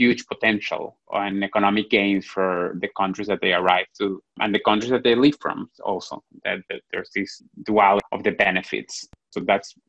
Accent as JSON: {"language": "English", "country": "Venezuela", "tie": "born or raised there", "moved": "yes", "said": "I was born and raised there"}